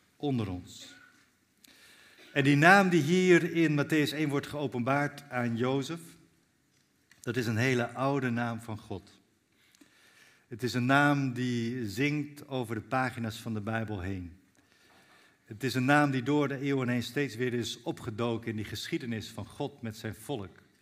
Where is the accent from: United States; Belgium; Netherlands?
Netherlands; Zwolle, Overijssel; ik kom uit Zwolle zelf. Daar woon ik met mijn gezin